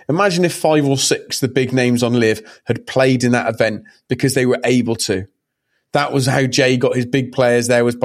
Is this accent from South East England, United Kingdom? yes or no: no; Hereford, West Midlands, United Kingdom; We grew up in a city called Hereford